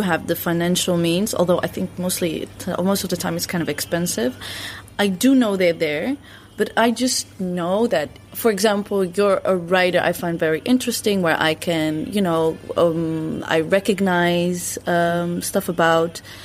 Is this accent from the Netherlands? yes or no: yes; Netherlands; also born or lived in Morocco (ancestry); growing up in Western Europe